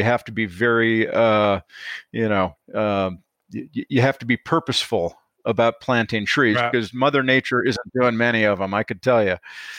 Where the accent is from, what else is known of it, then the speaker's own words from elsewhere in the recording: Illinois, United States; I grew up in Northern Illinois, my dad was grew up in Northern Minnesota